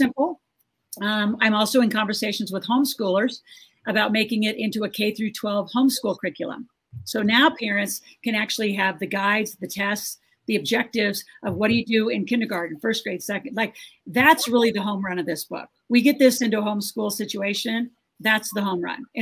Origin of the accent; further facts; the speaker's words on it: Nebraska, United States; I grew up in Nebraska on a farm